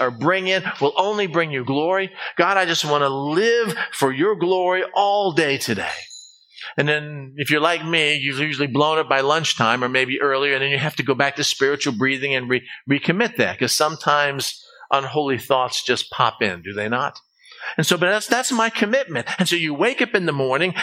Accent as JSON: {"language": "English", "country": "United States", "said": "being an American"}